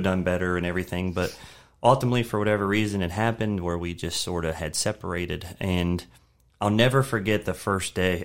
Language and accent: English; Shenandoah Valley, Virginia, United States; also born or lived in Maryland; I was born in Maryland, but moved down to the Shenandoah Valley when I was three